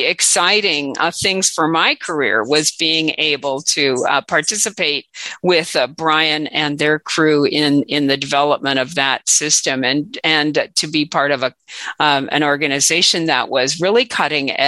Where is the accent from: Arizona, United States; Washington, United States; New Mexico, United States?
Washington, United States; also born or lived in Chelsea, Massachusetts; I'm from Washington State